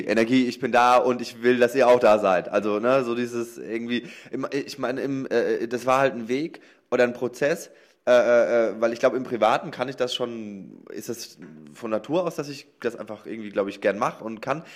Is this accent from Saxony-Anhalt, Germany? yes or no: no; Lower Franconia, Bavaria, Germany; moved away as an adult; also born or lived in Cologne; ich komme aus, aus Unterfranken, aus Bayern quasi